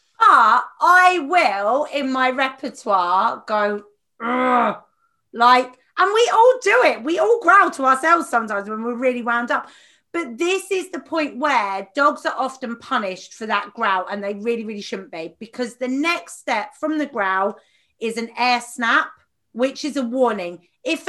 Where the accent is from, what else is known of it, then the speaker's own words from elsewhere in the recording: Watford, East of England, United Kingdom; I'm from Watford